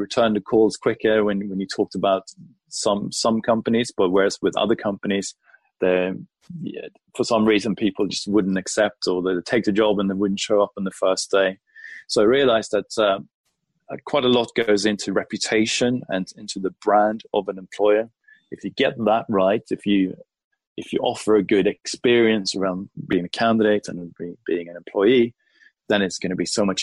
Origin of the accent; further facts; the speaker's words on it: Sweden; moved away as an adult; now in London, United Kingdom; I'm originally from Sweden. I was brought up in Sweden.